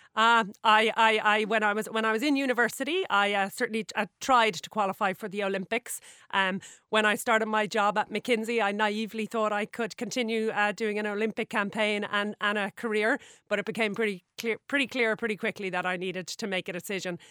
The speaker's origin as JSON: {"language": "English", "town": "Sutton", "region": "Leinster", "country": "Ireland", "tie": "born or raised there", "said": "grew up in Sutton, um, right beside the water"}